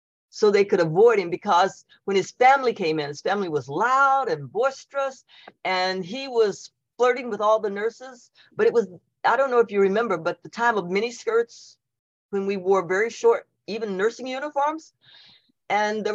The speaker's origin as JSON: {"language": "English", "town": "Elizabethtown", "region": "Kentucky", "country": "United States", "moved": "yes", "said": "I'm from Elizabethtown, Kentucky"}